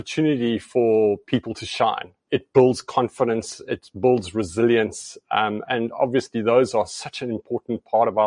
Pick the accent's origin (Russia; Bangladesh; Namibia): Namibia; now in East London, South Africa; I grew up in Southwest Africa, Namibia, and as a child, it was quite a fantastic place to spend your days as a young boy.